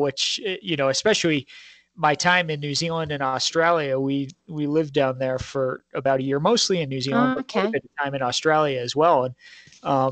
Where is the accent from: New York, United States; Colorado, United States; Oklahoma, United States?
Colorado, United States; I grew up in the Rocky Mountains here in Colorado